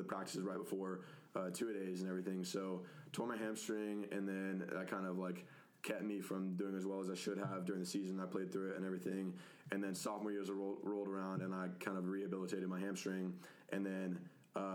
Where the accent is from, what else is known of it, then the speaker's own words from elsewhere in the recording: Coppell, Texas, United States; also born or lived in Dallas, Texas; I was born in Dallas and then grew up my whole life in, like, Coppell schools and everything